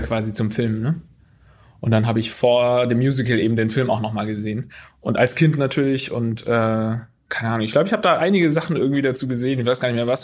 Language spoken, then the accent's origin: German; Baden/Swabia border area, Baden-Württemberg, Germany; moved away; bei uns einfach so in der, in der Heimat war das so eine gefühlte Grenze einfach, weil da eben in der Schule genauso viele Schwäbisch sprechende wie Badesprechende